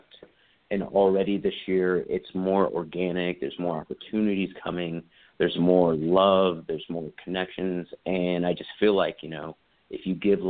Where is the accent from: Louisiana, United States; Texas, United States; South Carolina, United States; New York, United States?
South Carolina, United States; moved away; also born or lived in Los Angeles; I'm originally from South Carolina and haven't been home for 13 years